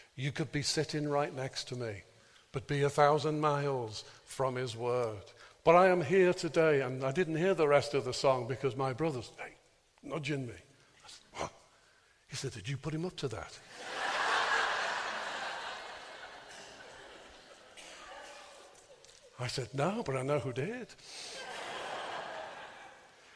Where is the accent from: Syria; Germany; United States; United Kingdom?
United Kingdom; Birkenhead, North West England; moved away; whenever I used to go home to preach in my hometown of Birkenhead